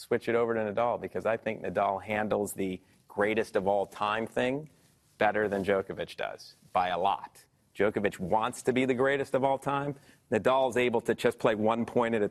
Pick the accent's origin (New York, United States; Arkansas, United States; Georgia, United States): New York, United States; Buffalo; I'm from Buffalo